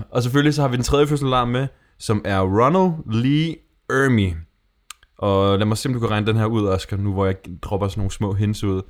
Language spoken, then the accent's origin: Danish; Denmark; noget, der som dansker, jeg stikker lidt ud